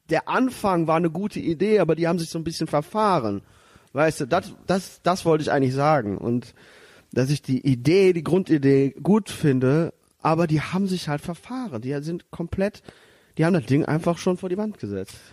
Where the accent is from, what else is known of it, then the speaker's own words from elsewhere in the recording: North Rhine-Westphalia, Germany; ich meine, ich bin absoluter Rheinland-Patriot.